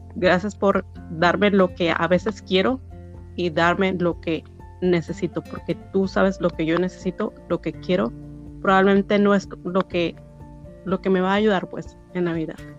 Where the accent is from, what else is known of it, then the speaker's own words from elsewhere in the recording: Mexico; now in United States; soy mexicana